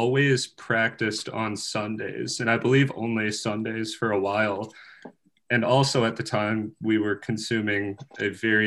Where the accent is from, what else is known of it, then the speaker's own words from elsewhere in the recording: Sioux City, Iowa, United States; moved away as an adult; now in Iowa City, United States; I'm from Sioux City, Iowa, originally.